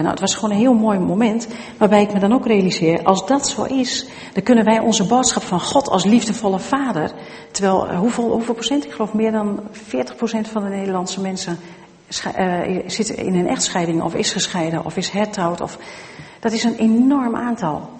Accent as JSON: {"language": "Dutch", "area": "Twente", "region": "Overijssel", "country": "Netherlands", "said": "Ik ben zelf van Tukken"}